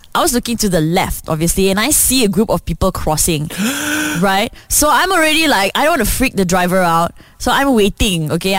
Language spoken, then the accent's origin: English; Selangor, Malaysia; I'm from Selangor.